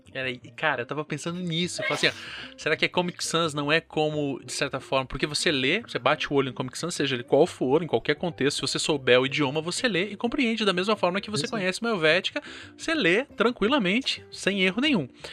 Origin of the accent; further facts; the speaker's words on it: South Region, Brazil; nós aqui do Sul